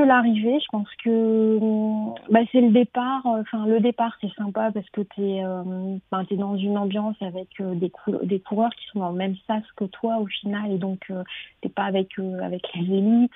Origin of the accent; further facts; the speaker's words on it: Nord, Hauts-de-France, France; moved away; je suis du Nord